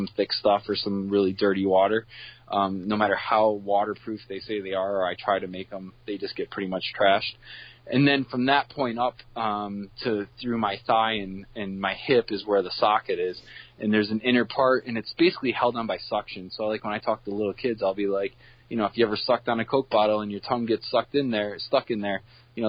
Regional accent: Binghamton, New York, United States; born and raised in the Binghamton area. I'm a townie

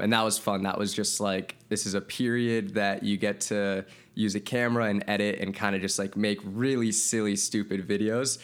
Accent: Santa Monica, California, United States; also born or lived in Wisconsin; I was born and raised in Santa Monica

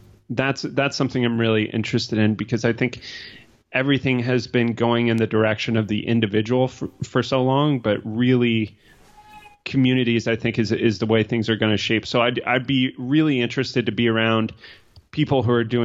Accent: Colorado, United States; I grew up in Colorado

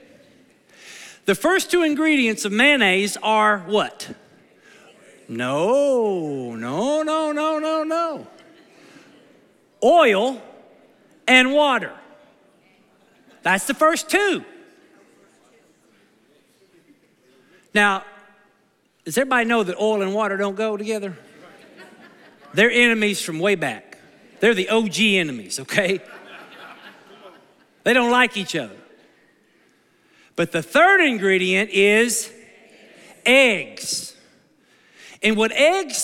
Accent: Kentucky, United States; now in Naples, United States; I'm from the South. I'm from Kentucky

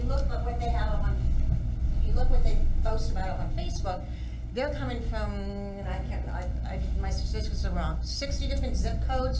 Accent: Cincinnati, Ohio, United States; I lived there, no, I'm not from Reading or here, Cincinnati. I lived there when Ulster was in there.

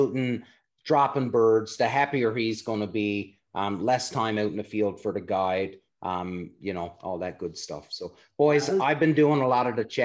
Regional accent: Canada; we're five dudes from Canada

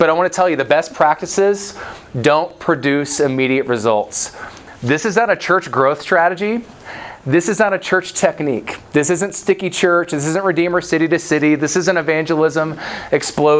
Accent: the South, United States; I'm from the South

